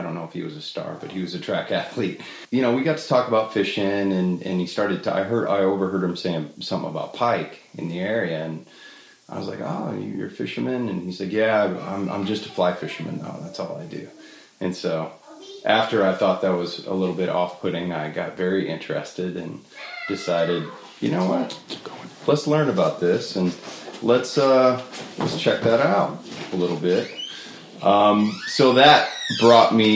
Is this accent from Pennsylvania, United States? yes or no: no; Monticello, Iowa, United States; now in Nashville, United States; I grew up in northeast Iowa, small town in Monticello